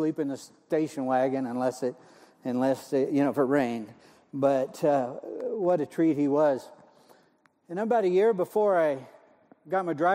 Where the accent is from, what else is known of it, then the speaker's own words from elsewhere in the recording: Montana, United States; moved away; I'm originally from Montana